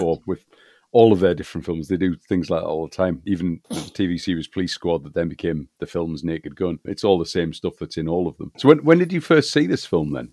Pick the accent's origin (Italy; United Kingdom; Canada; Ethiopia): United Kingdom; growing up as I did in this country